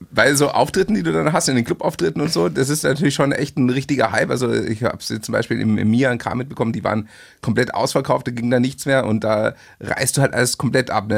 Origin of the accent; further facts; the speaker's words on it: Munich, Bavaria, Germany; München ist übrigens äh, meine, meine Heimatstadt